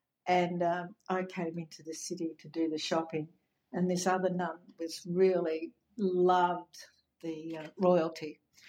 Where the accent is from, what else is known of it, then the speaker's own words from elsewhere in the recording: Papua New Guinea; now in Australia; I always say I grew up in Papua New Guinea. It was really an amazing place to live and learn about a new culture, a different culture. So when I came back to Australia, it kind of after 18 years or so